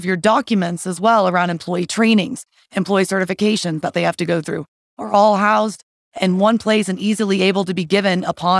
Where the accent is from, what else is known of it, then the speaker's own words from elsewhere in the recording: Texas, United States; also born or lived in Colorado; now in Denver, United States; I am from Texas.